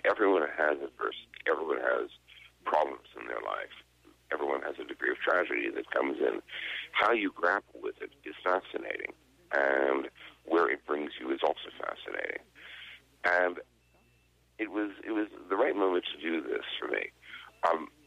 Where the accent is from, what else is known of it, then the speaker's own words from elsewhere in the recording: United States; moved away as an adult; also born or lived in Dublin, Ireland / London, United Kingdom / Paris, France; I lived out of America for 33 years, first in Dublin, then in London, and then I commuted between London and Paris